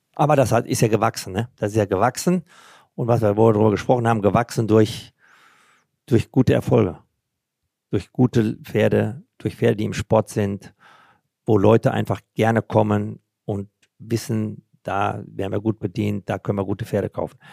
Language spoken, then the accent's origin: German; Germany; bei uns in Deutschland